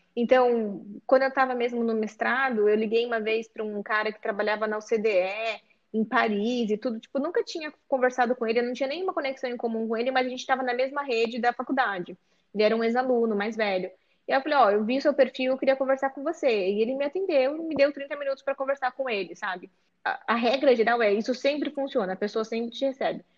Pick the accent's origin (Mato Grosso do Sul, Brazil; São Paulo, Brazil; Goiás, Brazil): São Paulo, Brazil; Sorocaba; now in São Paulo, Brazil; Eu sou aqui do interior de São Paulo, de, de Sorocaba, mas já moro em São Paulo há